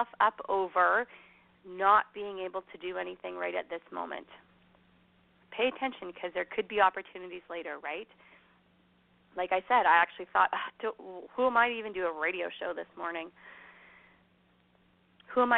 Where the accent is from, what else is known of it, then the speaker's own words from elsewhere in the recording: Canada; also born or lived in Alberta; as a Canadian sitting here in Alberta on my pretty little ranch